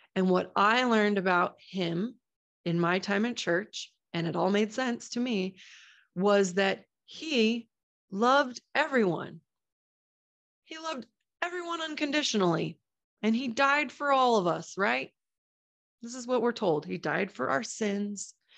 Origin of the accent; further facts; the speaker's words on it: Boise, Idaho, United States; my hometown of Boise, Idaho